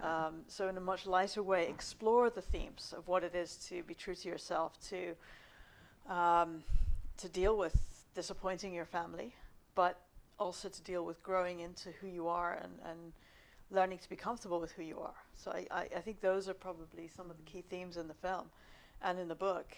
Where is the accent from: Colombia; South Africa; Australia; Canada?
South Africa; now in London, United Kingdom; I'm Indian, uh, South African, Muslim background